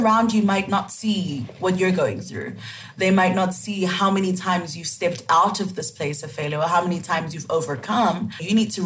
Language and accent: English; Cameroon; accent: West African; moved away; also born or lived in South Africa; I'm originally from Cameroon, so that is in West Africa.